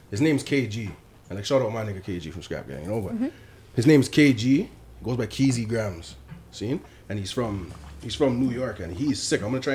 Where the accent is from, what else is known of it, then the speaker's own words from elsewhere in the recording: Toronto, Ontario, Canada; I'm from the Rex